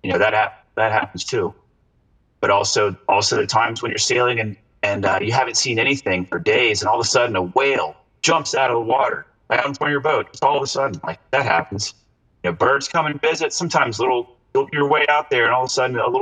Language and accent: English; St. Augustine, Florida, United States; I'm there in my hometown